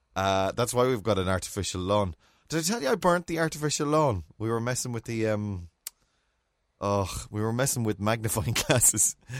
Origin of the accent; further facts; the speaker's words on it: Mayo, Connacht, Ireland; growing up in Mayo